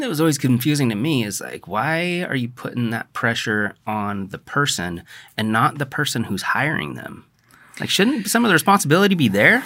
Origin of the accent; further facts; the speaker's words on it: The Dalles, Oregon, United States; growing up in the Dalles